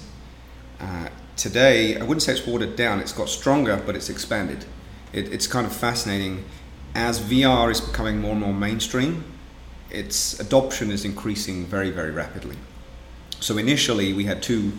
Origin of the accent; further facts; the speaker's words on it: England, United Kingdom; moved away as an adult; also born or lived in France / London / Portland, Oregon; now in Seattle, United States; As you can probably tell from my accent, I'm not a native of West Seattle. I grew up originally in England.